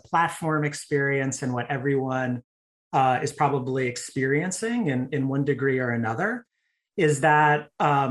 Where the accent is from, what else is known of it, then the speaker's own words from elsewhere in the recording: New Jersey, United States; moved away as an adult; also born or lived in Colorado / San Francisco Bay Area; now in Austin, United States; I grew up in New Jersey